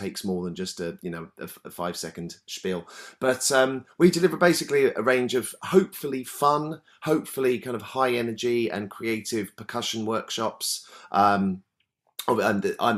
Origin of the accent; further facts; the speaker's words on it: Brighton, South East England, United Kingdom; I'm from Brighton, where there's always been a lot of kind of music-y, arty stuff going on.